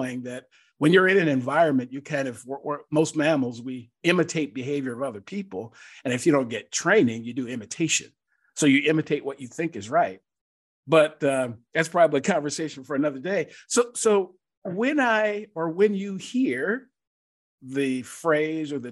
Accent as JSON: {"language": "English", "town": "Seattle", "region": "Washington", "country": "United States", "tie": "born or raised there", "also_born_or_lived": "Worcester, Massachusetts", "moved": "yes", "lives_now": "Atlanta, United States", "said": "I was born and raised in Seattle"}